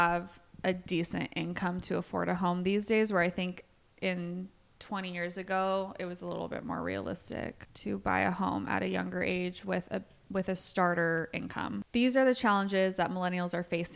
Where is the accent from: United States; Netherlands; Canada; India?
United States; Bay Area, California; now in Chico, United States; I grew up in the Bay Area